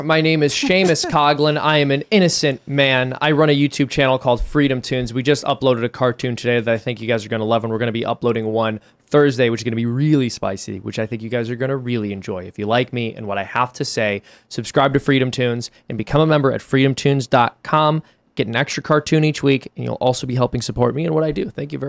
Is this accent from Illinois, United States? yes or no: yes; Chicago, Illinois, United States; I said, I was born here. But everybody, like, Irishman. I was born in Chicago.